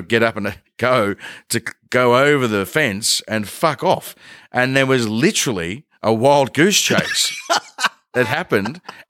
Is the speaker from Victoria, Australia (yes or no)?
yes; Ballarat, Victoria, Australia; I grew up just outside of Ballarat for most of my young life, mm-hmm. probably from like when I was prep age through to, I want to say 18-ish.